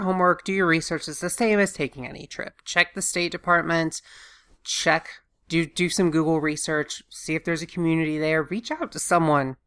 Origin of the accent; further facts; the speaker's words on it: Augusta, Georgia, United States; moved away; I'm from Augusta, Georgia